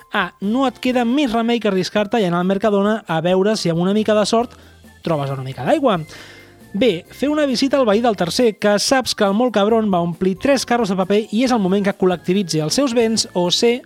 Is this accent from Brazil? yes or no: no; Tarragona, Catalonia, Spain; a mi com a tarragoní